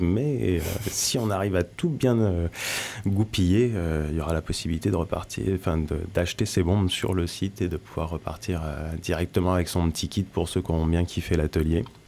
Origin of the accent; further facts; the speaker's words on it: France; also born or lived in Brittany; now in Landes, France; je suis pas originaire non plus des Landes, je viens de Normandie et de Bretagne